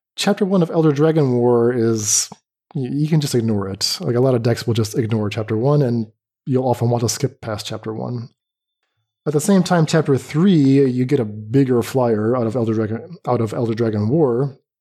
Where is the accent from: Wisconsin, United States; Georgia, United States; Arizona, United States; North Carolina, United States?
North Carolina, United States; moved away as an adult; now in Middle East; North Carolina.